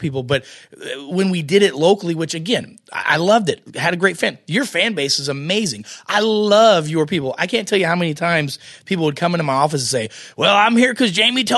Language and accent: English; United States; I'm American